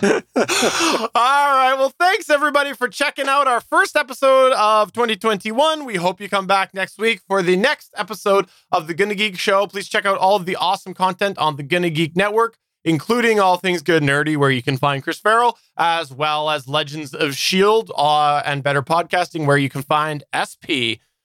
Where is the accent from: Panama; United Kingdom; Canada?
Canada; I'm Canadian and I'm Canadian